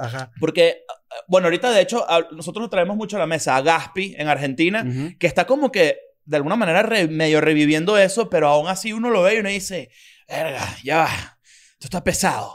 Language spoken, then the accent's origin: Spanish; Venezuela